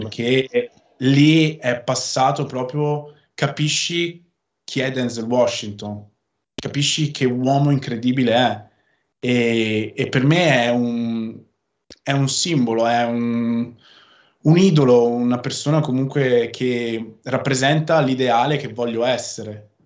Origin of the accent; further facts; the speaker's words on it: Veneto, Italy; accent: northern; dove viviamo in Veneto e io sono veneto. Parlo con questo accento del nord